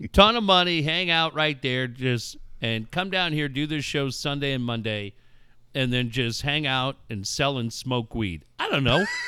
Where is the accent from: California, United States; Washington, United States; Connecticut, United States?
California, United States; Cardiff-by-the-Sea; growing up in Cardiff and being lucky enough to be living